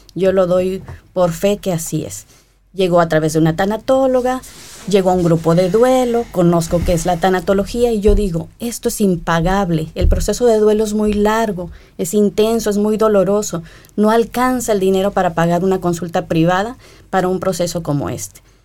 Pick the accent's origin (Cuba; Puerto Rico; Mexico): Mexico; Coatzacoalcos, Veracruz; yo no soy de la capital de México, Coaxacualcos, Veracruz, mi terruño